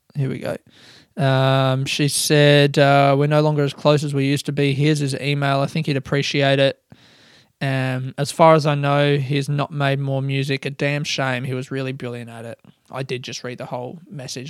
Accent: Adelaide, South Australia, Australia; moved away as an adult; now in Melbourne, Australia; I'm a comedian from Adelaide, Australia, living in Melbourne

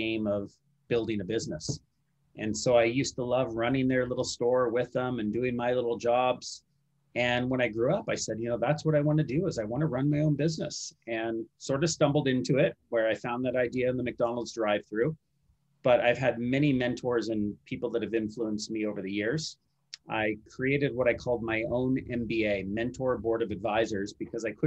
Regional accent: Vancouver, British Columbia, Canada; also born or lived in San Francisco, United States; I've grown up in Vancouver.

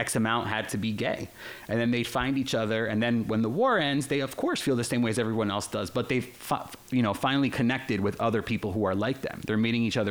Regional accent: Newark, New Jersey, United States; first language Spanish; English is a second language; also born or lived in Spain / Barcelona; the metal fans that I grew up around in Newark, New Jersey

